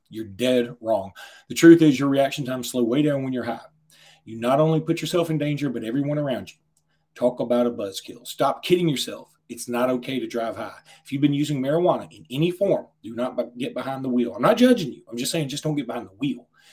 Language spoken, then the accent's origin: English; Lake Martin, Alabama, United States; I grew up on Lake Martin